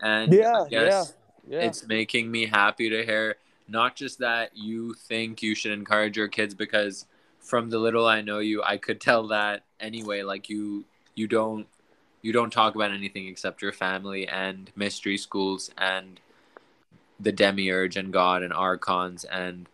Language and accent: English; Pakistan; moved away; I was obviously growing up in Pakistan.